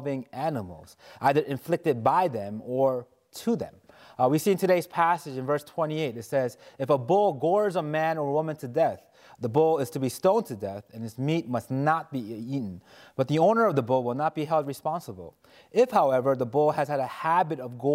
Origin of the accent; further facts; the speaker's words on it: New York City, New York, United States; I grew up in New York City